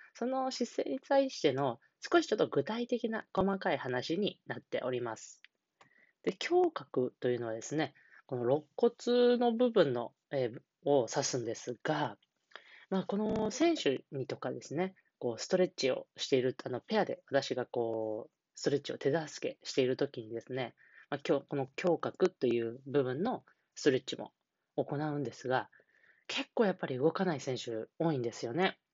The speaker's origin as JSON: {"language": "Japanese", "region": "Niigata", "country": "Japan", "tie": "born or raised there", "moved": "yes", "said": "新潟県の地元、新潟県の方で、えー、来ているんですが"}